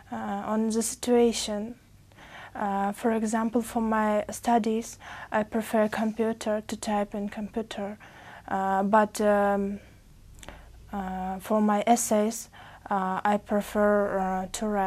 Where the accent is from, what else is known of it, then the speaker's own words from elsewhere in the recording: Uzbekistan; English is a second language; From Uzbekistan.